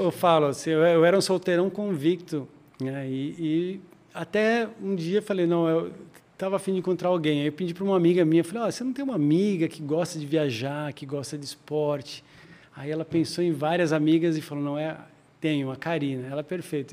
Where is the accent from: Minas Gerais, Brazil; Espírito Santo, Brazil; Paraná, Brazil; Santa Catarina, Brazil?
Santa Catarina, Brazil; Joinville; moved away as an adult; also born or lived in Campinas; now in São Paulo, Brazil; eu sou de Joinville, de Santa Catarina